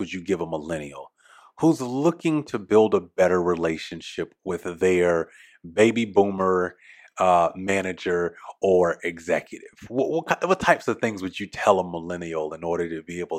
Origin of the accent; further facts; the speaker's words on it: the South, United States; I'm a Southerner